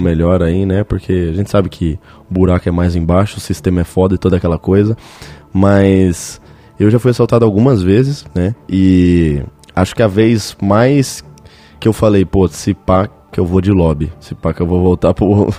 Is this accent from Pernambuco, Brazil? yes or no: no; São Paulo, Brazil; eu tô em Curitiba, tá ligado? Eu sou paulistano